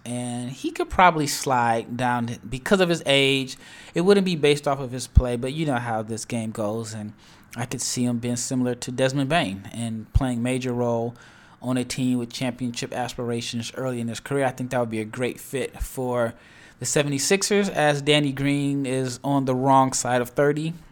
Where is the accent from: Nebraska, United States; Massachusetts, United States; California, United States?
Nebraska, United States; Omaha; now in Dallas, United States; I'm born and raised in Omaha, Nebraska